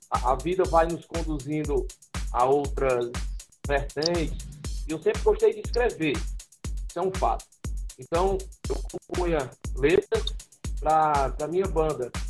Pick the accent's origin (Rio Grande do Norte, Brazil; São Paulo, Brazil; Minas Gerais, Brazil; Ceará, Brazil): Ceará, Brazil; Fortaleza; Eu sou natural aqui de Fortaleza, né? Nasci no dia 1 de novembro de 1976